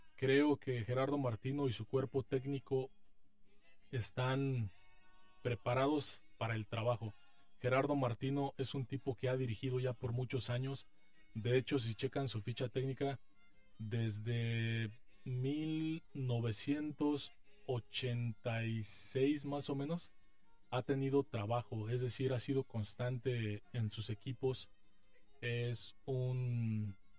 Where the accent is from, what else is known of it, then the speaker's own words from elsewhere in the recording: Mexico; como mexicanos nos llaman la atención